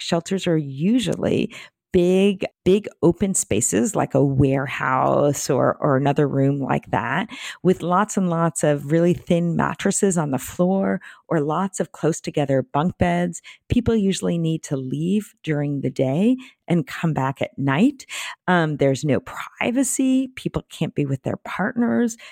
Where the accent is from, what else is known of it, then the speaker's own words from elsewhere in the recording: Bay Area, California, United States; I'm from the Bay Area